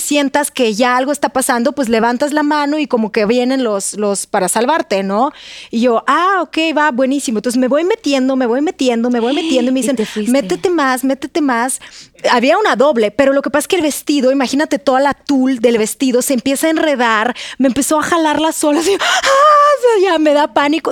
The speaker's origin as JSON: {"language": "Spanish", "country": "Russia", "second_language": "Spanish", "moved": "as an adult", "lives_now": "Mexico", "said": "yo soy de Rusia"}